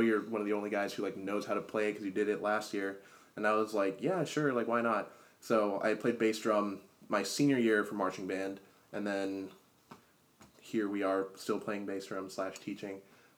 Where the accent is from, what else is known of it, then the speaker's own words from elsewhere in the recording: South Brunswick, New Jersey, United States; So I'm from New Jersey. So I went to South Brunswick High School